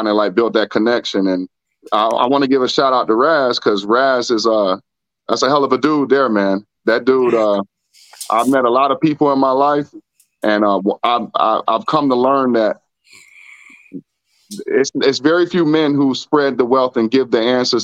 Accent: Miami, Florida, United States; I'm from Miami

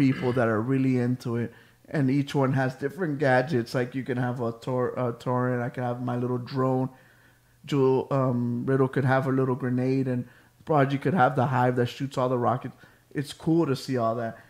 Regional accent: Miami Gardens, Florida, United States; I grew up in Carroll City

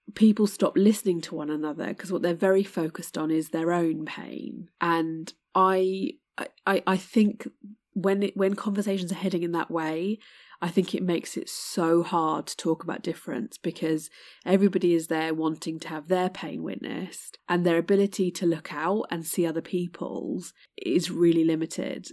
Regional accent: United Kingdom; my heritage is Indian, um, but born in the U K

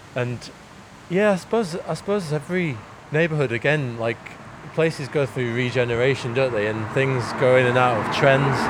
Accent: Manchester, North West England, United Kingdom; moved away; I spent my first few years in Moss Side, Manchester

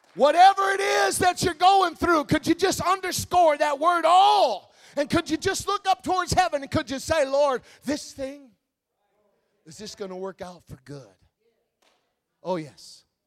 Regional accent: Wisconsin, United States; I'm from Wisconsin. It gets cold in Wisconsin

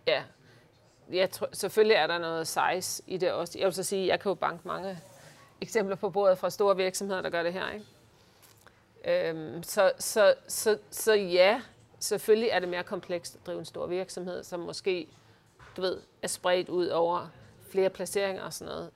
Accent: Uggerby, North Denmark Region, Denmark; moved away; also born or lived in Hirtshals; Jeg er født i Hirtals. Ja. Og vokset op i Ugerby

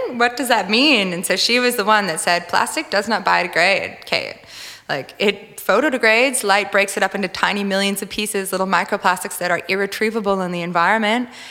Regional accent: Minnesota, United States; moved away as an adult; also born or lived in California; now in Australia; I grew up in Minnesota, which is known as the land of lakes

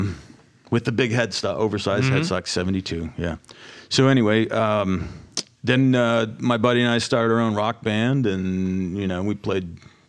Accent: Bucyrus, Ohio, United States; So anyway, I grew up in Bucyrus.

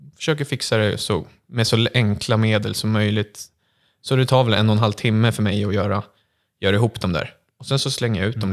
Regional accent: Kvarn, Stockholm County, Sweden; jag är 22 år från Kvarn utanför Södertälje

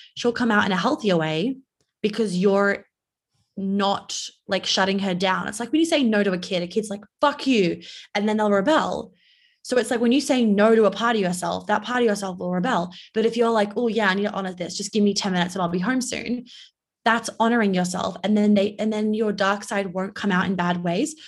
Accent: New York, United States; also born or lived in Australia; I'm Australian, but I live in New York and I grew up in New York

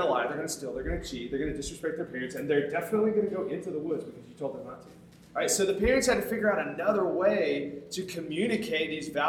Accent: Tuscumbia, Alabama, United States; moved away as an adult; also born or lived in Houston, Texas; I'm from a small town called Tuscumbia, Alabama

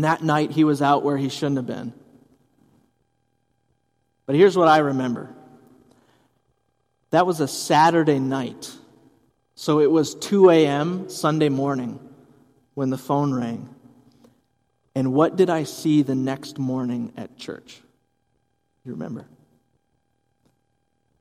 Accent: Hudson, Wisconsin, United States; my mom was a youth director in our church where I grew up, growing up in Hudson, Wisconsin

